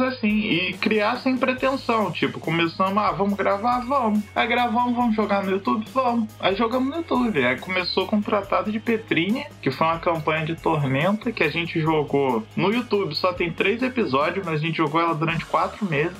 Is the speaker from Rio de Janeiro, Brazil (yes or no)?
yes; Angra dos Reis, Rio de Janeiro, Brazil; moved away; originalmente sou de Angra, sou um rapaz do interior